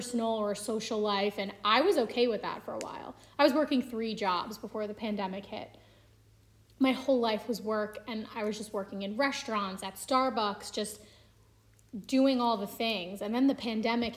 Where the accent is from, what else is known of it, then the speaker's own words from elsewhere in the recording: Long Island, New York, United States; moved away as an adult; now in Pennsylvania, United States; I grew up on Long Island, was born and raised.